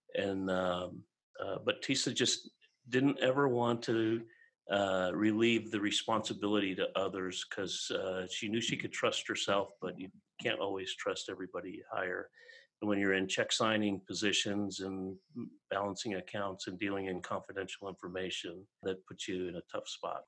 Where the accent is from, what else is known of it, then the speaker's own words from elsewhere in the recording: Chicago, Illinois, United States; we grew up in Chicago